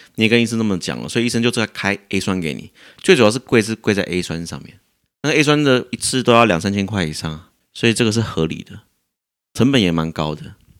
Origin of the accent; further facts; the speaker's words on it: Taichung, Taiwan; 我在台中长大的